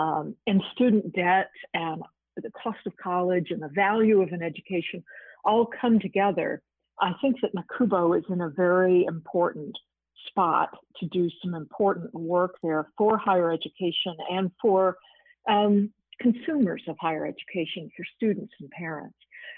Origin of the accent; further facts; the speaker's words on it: Virginia, United States; I'm on the board of visitors of Radford University in my home state of Virginia.